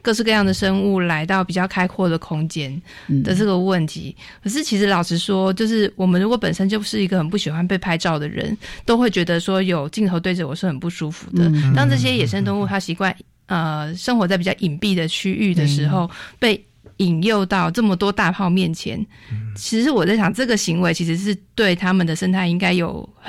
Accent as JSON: {"language": "Chinese", "country": "Hong Kong", "moved": "yes", "lives_now": "Taiwan", "said": "我是香港来的。"}